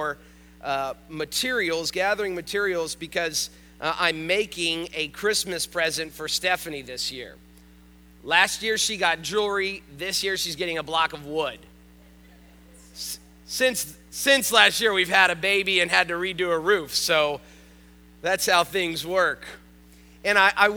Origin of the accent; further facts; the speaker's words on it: North Miami, Florida, United States; I grew up in North Miami